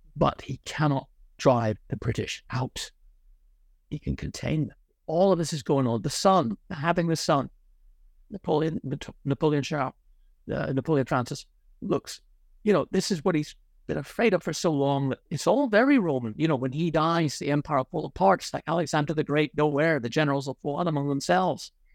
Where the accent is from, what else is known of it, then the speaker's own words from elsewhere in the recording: Ireland; moved away; also born or lived in Connecticut, United States / Oxford, United Kingdom; I happen to have been born, um, in the United States, actually, in Connecticut. But, uh, I'm Irish. I was largely brought up in Ireland